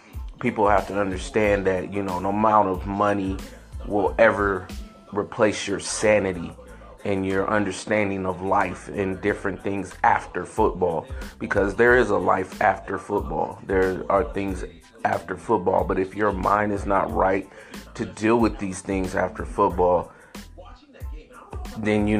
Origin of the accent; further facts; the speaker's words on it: San Francisco, California, United States; I grew up in San Francisco, in, you know, the height of the Niner mania